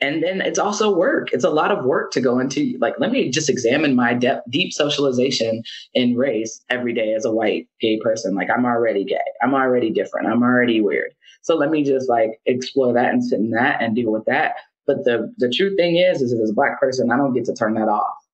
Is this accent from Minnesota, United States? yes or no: no; Cincinnati, Ohio, United States; I'm from Cincinnati